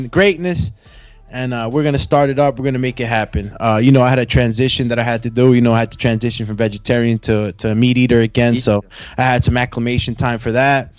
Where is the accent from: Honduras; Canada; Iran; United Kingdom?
Honduras; moved away; He's from my home country, Honduras